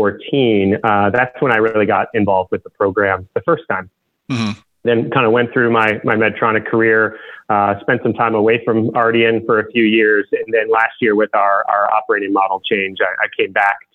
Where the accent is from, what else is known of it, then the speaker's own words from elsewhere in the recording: Michigan, United States; I grew up in Michigan